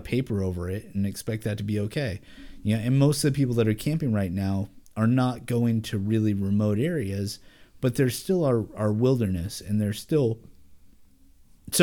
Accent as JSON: {"language": "English", "region": "Oregon", "country": "United States", "tie": "born or raised there", "said": "I'm local. I was born and raised in Oregon."}